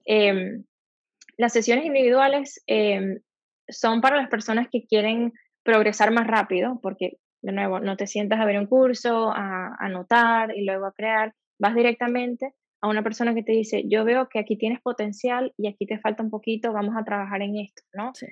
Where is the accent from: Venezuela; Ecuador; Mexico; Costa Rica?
Venezuela; Maracaibo, Zulia; moved away as an adult; also born or lived in Barcelona, Spain; now in Los Angeles, United States; yo salí de Maracaibo, estoy trabajando aquí